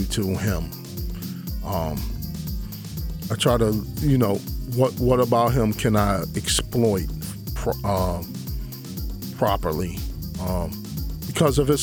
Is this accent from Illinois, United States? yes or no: no; Detroit, Michigan, United States; I'm from Detroit